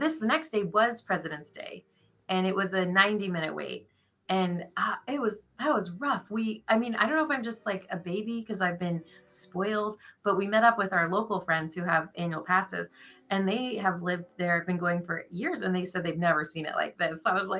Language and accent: English; Canada; We're Canadian, so they're like, it's 50 degrees. Why wouldn't we be in a pool?